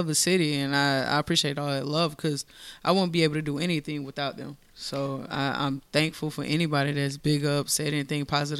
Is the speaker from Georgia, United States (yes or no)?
yes; Augusta, Georgia, United States; also born or lived in Monterey, California; I actually was born in Monterey, California, but I was raised in Augusta, Georgia. I love my city.